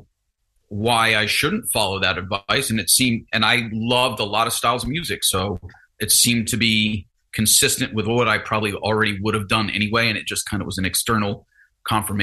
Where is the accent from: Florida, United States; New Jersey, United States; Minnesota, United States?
New Jersey, United States; also born or lived in Ohio / Louisiana / North Texas; I was born in Ohio, lived in Louisiana for a few years, moved to Jersey when I was in like grade school